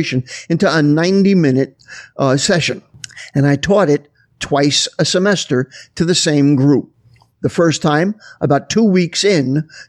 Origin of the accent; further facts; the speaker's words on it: New Jersey, United States; I was living in New Jersey, which is where I'm originally from